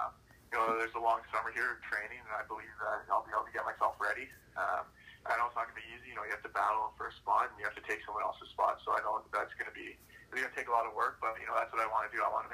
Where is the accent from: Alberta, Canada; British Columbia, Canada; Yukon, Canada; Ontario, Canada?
Yukon, Canada; We kind of just watch whatever games were on TV, so it was mostly the Canucks, being the closest team.